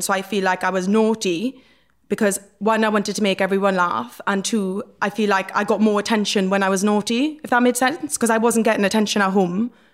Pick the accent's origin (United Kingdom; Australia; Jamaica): United Kingdom; Port Talbot, Wales; born or raised there